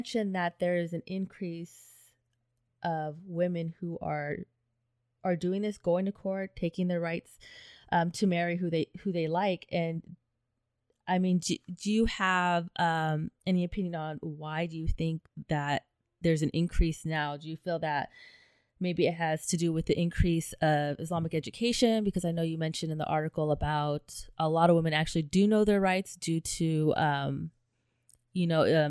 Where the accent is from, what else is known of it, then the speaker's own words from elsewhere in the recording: United States; I'm American